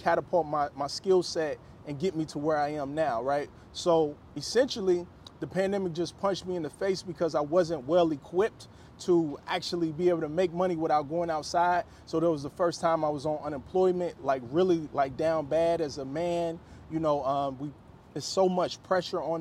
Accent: Cincinnati, Ohio, United States; moved away as an adult; also born or lived in Chicago, Illinois; I'm originally from Cincinnati, Ohio.

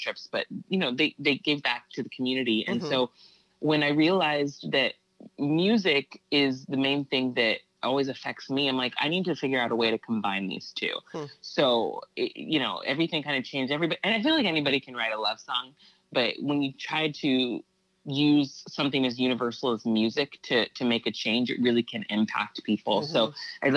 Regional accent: Santa Barbara, California, United States; born or raised there; moved away as an adult; now in Los Angeles, United States

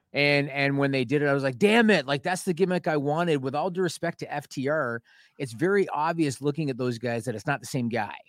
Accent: Canada; I'm Canadian

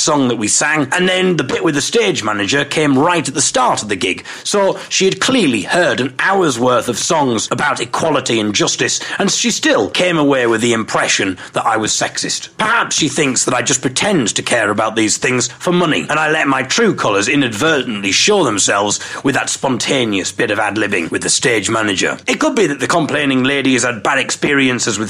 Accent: Teesside, North East England, United Kingdom; we were from Teesside

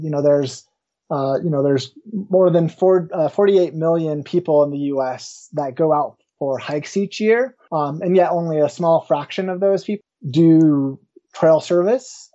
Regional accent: Woodland Park, Colorado, United States; I grew up in the small town of Woodland Park, not too far from where I currently uh, live

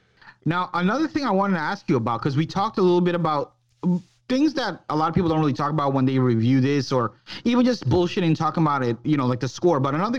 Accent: New York, United States; it was shot in New York. That's my hometown.

